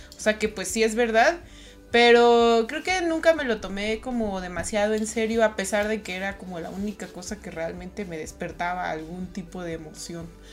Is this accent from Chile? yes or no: no; Toluca, State of Mexico, Mexico; yo soy de Toluca, entonces pues ahí del Estado de México.